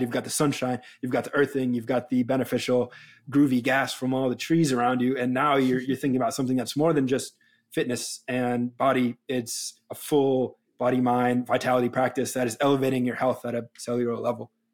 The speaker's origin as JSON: {"language": "English", "region": "New England", "country": "United States", "tie": "born or raised there", "moved": "yes", "lives_now": "Los Angeles, United States", "said": "I grew up in New England, and I, when I moved to Los Angeles"}